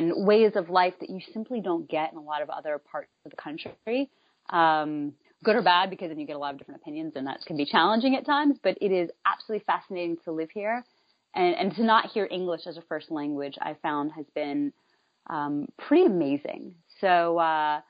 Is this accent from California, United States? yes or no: no; North Carolina, United States; also born or lived in New York / Atlanta; now in Miami, United States; I grew up in North Carolina, I lived in New York, Atlanta, and now I live here, and I also lived abroad for a while